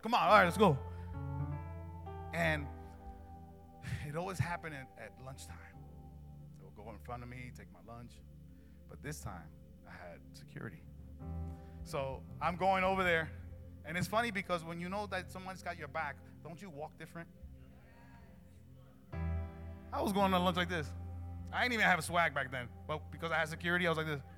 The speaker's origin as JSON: {"language": "English", "town": "Newark", "region": "New Jersey", "country": "United States", "tie": "born or raised there", "said": "I grew up in Newark"}